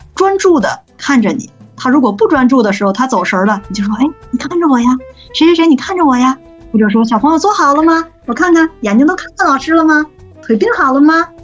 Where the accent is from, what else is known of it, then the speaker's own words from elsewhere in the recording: China; 我们中国